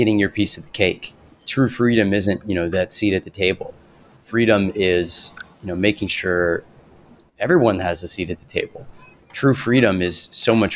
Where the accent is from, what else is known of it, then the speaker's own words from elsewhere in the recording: the South, United States; I grew up in the South